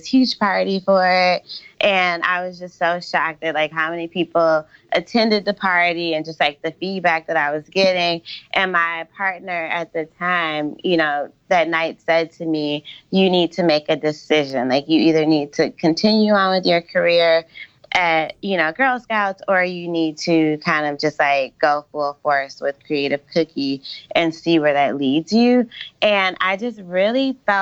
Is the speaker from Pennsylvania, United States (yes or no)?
no; Michigan, United States; moved away; I grew up in Michigan, and my dad like worked in the automotive industry